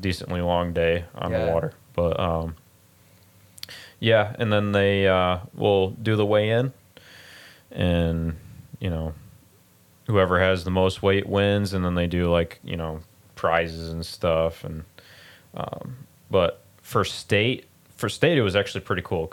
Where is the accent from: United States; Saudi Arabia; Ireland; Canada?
United States; Plano, Illinois; also born or lived in Sandwich, Illinois; I grew up in Plano, and then we moved to Sandwich, and we've been there ever since